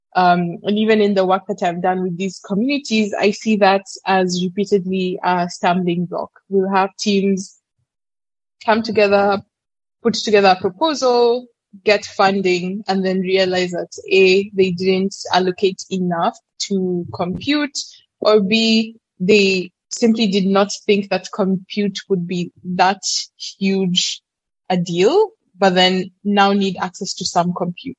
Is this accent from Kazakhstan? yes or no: no; Kenya; born and bred in Kenya and essentially lived here for majority of 19 years of my life